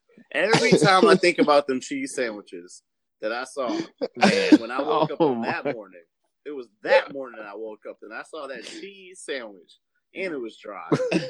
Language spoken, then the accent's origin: English; Chicago, Illinois, United States; No, I was born in Chicago. I was raised in Chicago.